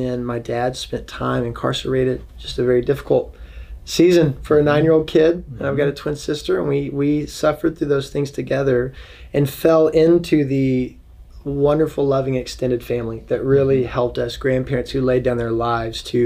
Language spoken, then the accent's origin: English; Dallas, Texas, United States; now in Washington, D.C., United States; I grew up in Texas, in Dallas